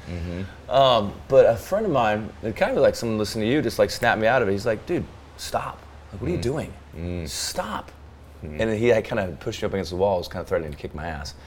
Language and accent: English; Arizona, United States; now in the South, United States; growing up in Arizona